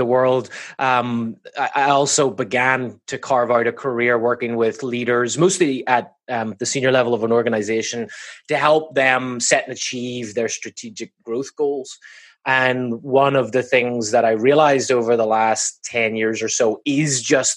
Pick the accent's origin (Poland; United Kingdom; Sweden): United Kingdom; Belfast, Northern Ireland; moved away as an adult; also born or lived in Massachusetts, United States; now in Laguna Beach, United States; I'm from Belfast up in the north.